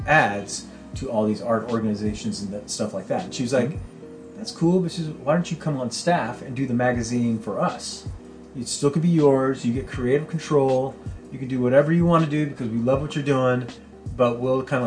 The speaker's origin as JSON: {"language": "English", "town": "San Jose", "region": "California", "country": "United States", "tie": "born or raised there", "said": "this is my hometown. This is where I'm at. This is my family"}